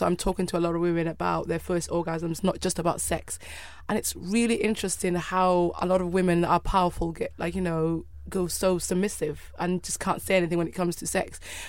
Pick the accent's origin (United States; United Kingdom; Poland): United Kingdom; And I think we as British people and the Irish are very good at sarcasm, and the Americans, unfortunately, are not.